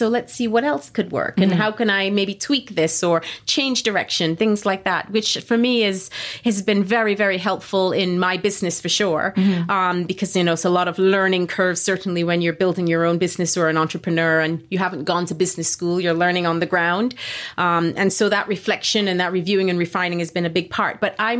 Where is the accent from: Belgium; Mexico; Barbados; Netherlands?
Barbados; also born or lived in London, United Kingdom; Like I grew up both in Barbados and then living in London. I've grown up and lived pretty close to airports.